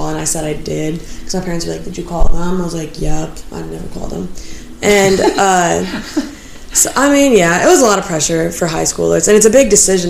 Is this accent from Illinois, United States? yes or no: yes; Illinois, United States; I'm not from Chicago.